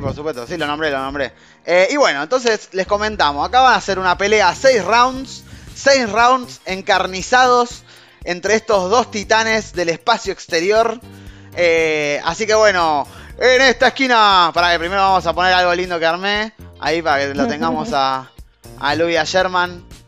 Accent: Argentina; Es el único lugar, los únicos dos lugares donde tenemos el acento este

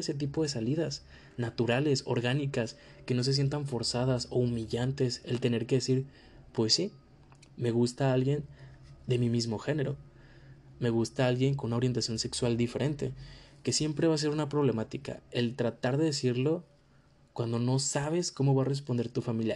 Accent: Mexico; esto lo digo completamente como mexicano porque vivimos en una cultura donde las familias tienen un peso súper importante

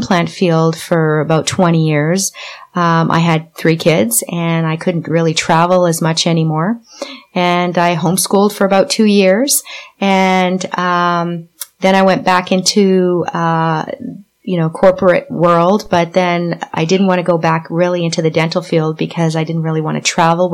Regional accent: Quebec, Canada; We were growing up in Quebec

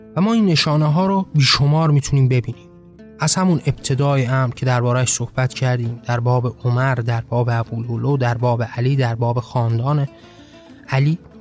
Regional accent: Iran; ما به عنوان هایی که در این کشور زاده شدیم

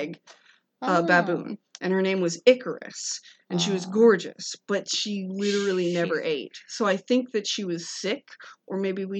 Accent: United States; I'm American.

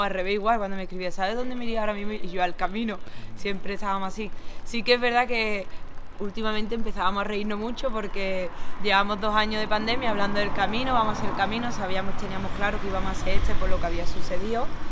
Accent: Écija, Andalusia, Spain; Venimos a Andalucía, somos sevillanos, de un pueblo de Sevilla, Écija concretamente

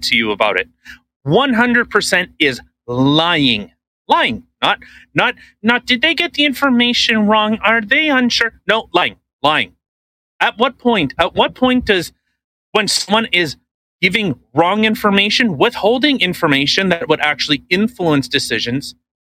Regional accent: Canada; We're Canadian

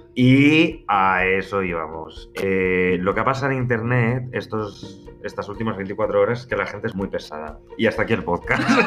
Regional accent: Madrid, Community of Madrid, Spain; somos dos madrileños

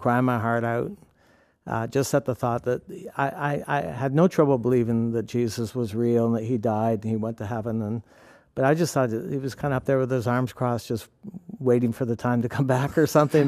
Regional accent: Canada; also born or lived in New York; now in Penn Yan, United States; I grew up in Canada

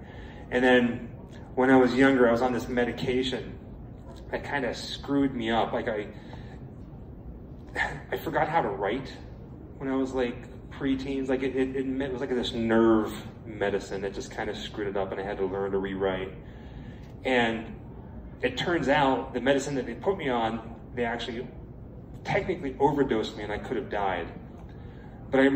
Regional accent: Pittsburgh, Pennsylvania, United States; growing up in Pittsburgh, my mother was a huge horror fan

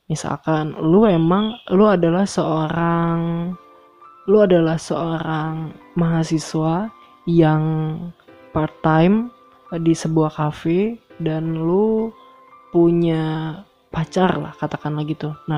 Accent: Bandung, West Java, Indonesia; now in Solo, Indonesia; gue datang dari Bandung gue pindah ke Solo

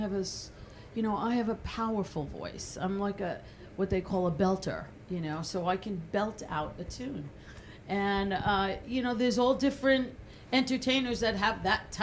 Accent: Massapequa, New York, United States; I used to sing show tunes growing up in Massapequa

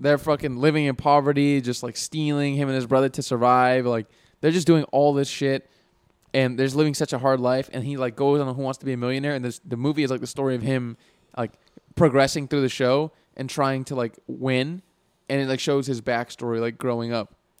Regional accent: United States; We all identify as American

